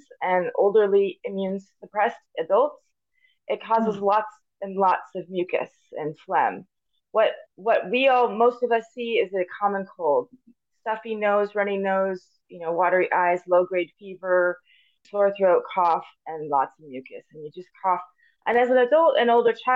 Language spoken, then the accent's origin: English; Paradise, California, United States; also born or lived in Davis, California / Ohio / Loma Linda, California / Missouri; I was born at UC Davis and grew up here in Paradise Chico area